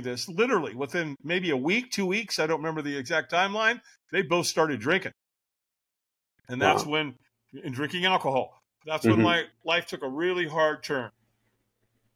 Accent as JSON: {"language": "English", "town": "Long Beach", "region": "California", "country": "United States", "tie": "born or raised there", "also_born_or_lived": "Hollywood, California", "said": "I moved from Hollywood to Long Beach"}